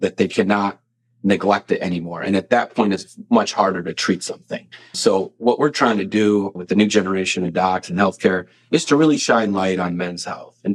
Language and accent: English; Lockport, Illinois, United States; also born or lived in Carbondale, Illinois / Arkansas; I'm from Lockport, Illinois, not too far from here